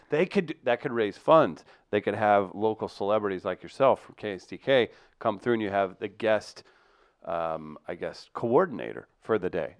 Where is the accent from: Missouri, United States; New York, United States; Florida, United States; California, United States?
Missouri, United States; Farmington; my hometown of Farmington, Missouri